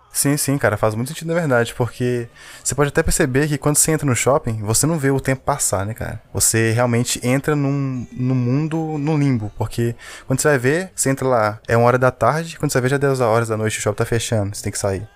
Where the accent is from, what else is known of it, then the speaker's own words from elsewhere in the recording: Belo Horizonte, Minas Gerais, Brazil; a gente é de BH e aqui tem um único shopping